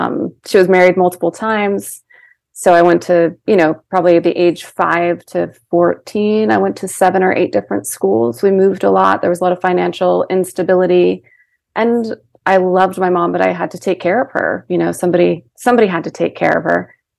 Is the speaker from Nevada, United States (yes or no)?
no; Seattle, Washington, United States; born there; I was born in Washington, in Seattle, Washington.